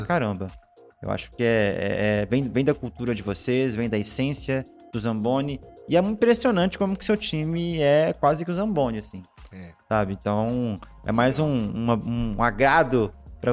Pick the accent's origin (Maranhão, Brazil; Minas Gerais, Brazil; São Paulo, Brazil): Minas Gerais, Brazil; Eu sou mineiro, na verdade